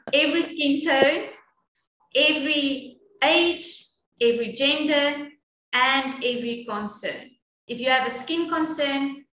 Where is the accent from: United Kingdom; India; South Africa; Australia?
South Africa; Well, being proudly South African is quite amazing